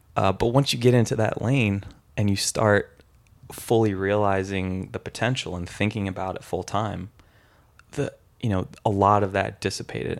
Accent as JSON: {"language": "English", "town": "San Francisco", "region": "California", "country": "United States", "said": "I'm from San Francisco"}